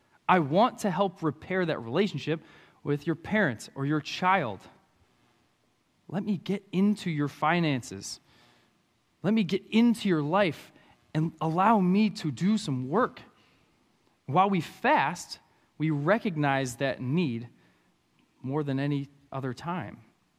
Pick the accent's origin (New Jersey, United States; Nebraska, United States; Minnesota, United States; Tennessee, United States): Minnesota, United States; Anoka; I'm from Anoka. I'm a country kid, okay? I like my country.